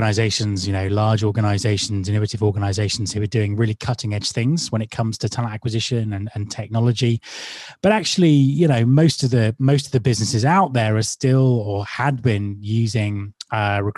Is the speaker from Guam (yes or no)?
no; United Kingdom; Being British